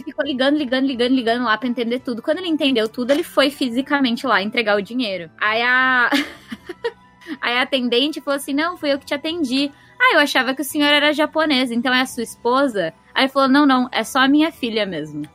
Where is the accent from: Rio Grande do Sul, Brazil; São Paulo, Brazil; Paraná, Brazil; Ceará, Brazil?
São Paulo, Brazil; moved away as an adult; now in Japan; que sou de São Paulo